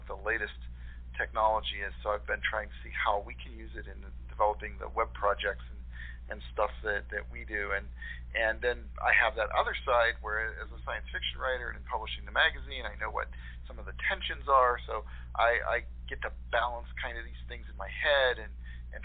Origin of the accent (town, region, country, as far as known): Latrobe, Pennsylvania, United States; born or raised there